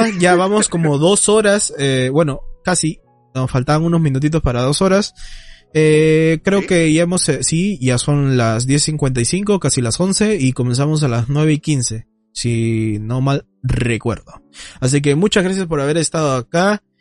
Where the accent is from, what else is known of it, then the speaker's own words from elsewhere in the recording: Peru; yo no soy mexicano, yo soy peruano.